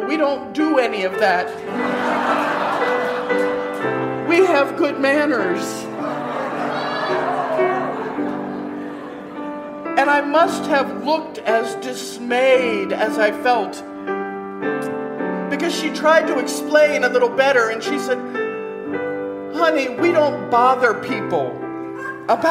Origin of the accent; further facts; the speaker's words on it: Kentucky, United States; I grew up in Kentucky